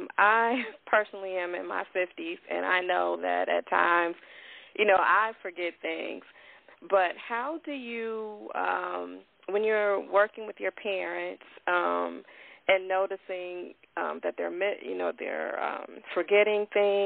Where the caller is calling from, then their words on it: Chicago, Illinois, United States; I'm calling from Chicago.